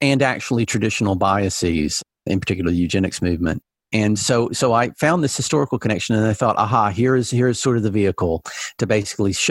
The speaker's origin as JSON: {"language": "English", "region": "Alabama", "country": "United States", "tie": "born or raised there", "said": "when I was a kid growing up in Alabama"}